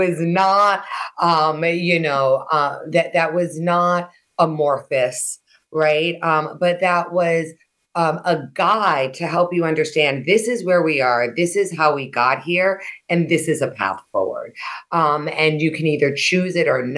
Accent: Honolulu, Hawaii, United States; growing up in Honolulu, Hawaii

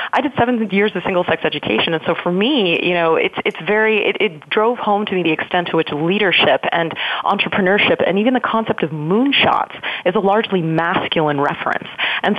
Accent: Washington, District of Columbia, United States; now in Silicon Valley, United States; I'm coming from Washington, D.C. and have been living in the Valley now for about 3 years.

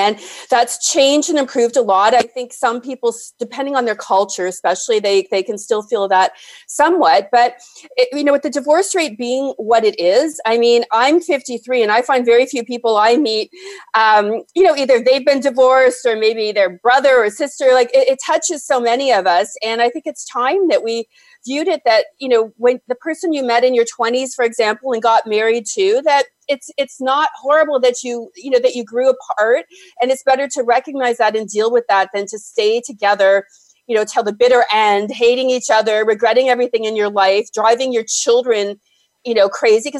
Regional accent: Toronto, Ontario, Canada; I am, born and raised, and I love it here except in the winter.

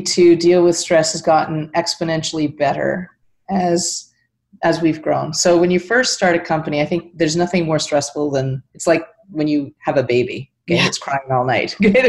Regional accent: Canada; my business partner we're both dual citizens, we're both Canadian

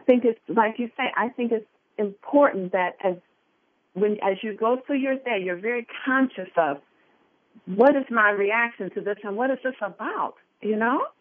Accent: Detroit, Michigan, United States; I grew up in Detroit, Michigan

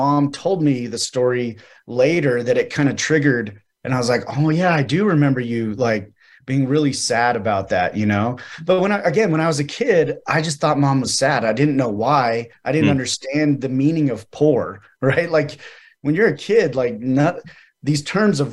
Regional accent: Mesa, Arizona, United States; I was born in Mesa, Arizona

